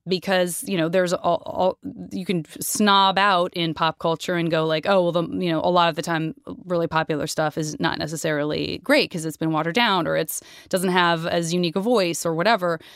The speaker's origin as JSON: {"language": "English", "country": "United States", "said": "I'm American"}